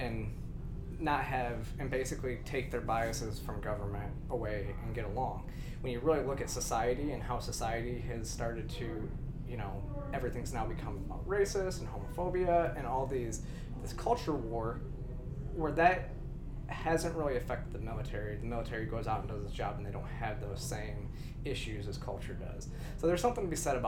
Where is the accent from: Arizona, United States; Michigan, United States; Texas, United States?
Michigan, United States; now in Georgia, United States; I grew up in Michigan